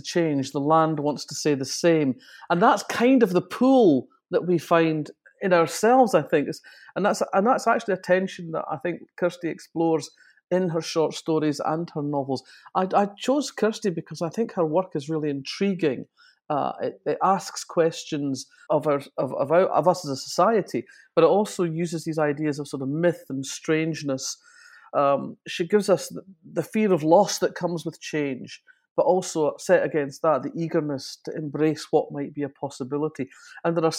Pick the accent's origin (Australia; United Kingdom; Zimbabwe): United Kingdom; Fife, Scotland; I come from Fife up in Scotland